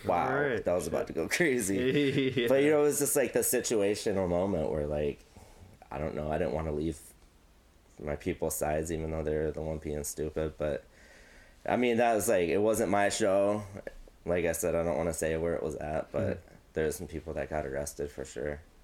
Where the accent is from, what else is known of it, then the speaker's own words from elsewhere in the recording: United States; also born or lived in Mount Pleasant; I moved here in like fifth grade, so I'm basically like Quad Cities my whole life.